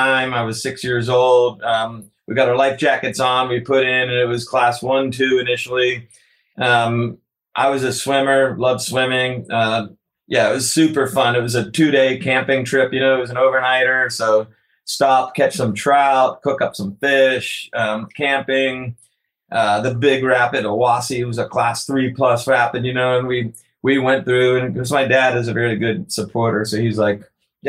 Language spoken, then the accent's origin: English; Florida, United States; moved away; also born or lived in New Hampshire; we're from Florida